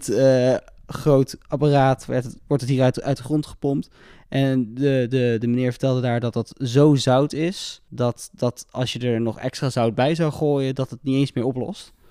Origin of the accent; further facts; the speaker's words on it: Netherlands; we komen natuurlijk allemaal uit Nederland met z'n drieën